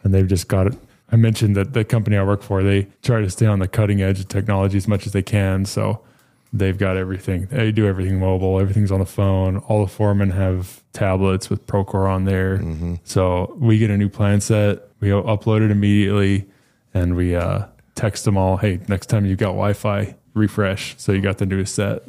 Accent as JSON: {"language": "English", "region": "New Mexico", "country": "United States", "tie": "born or raised there", "moved": "as an adult", "lives_now": "Dallas-Fort Worth, United States", "said": "I was born and raised in New Mexico."}